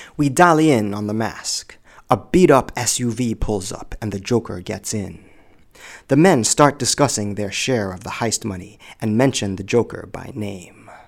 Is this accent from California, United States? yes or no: no; Illinois, United States; also born or lived in Los Angeles, United States; my home state of Illinois